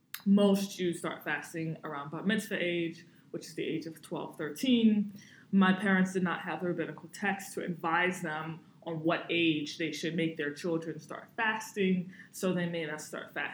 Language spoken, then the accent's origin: English; New Orleans, Louisiana, United States; So I was born and raised in New Orleans. I grew up in a very unique Christian family. As a Christian, I grew up keeping things like Shabbat and things like kosher style and things like the holy days